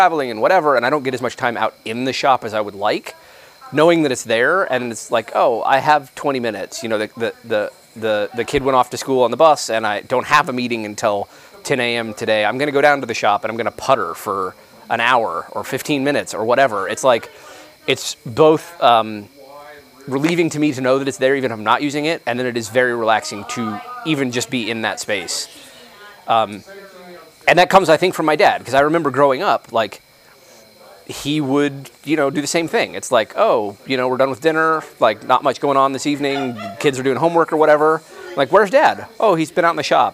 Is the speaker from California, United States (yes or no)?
no; New Mexico, United States; I grew up in New Mexico